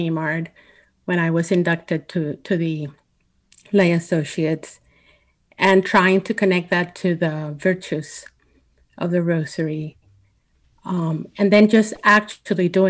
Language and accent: English; Puerto Rico; I grew up in Puerto Rico, in a Catholic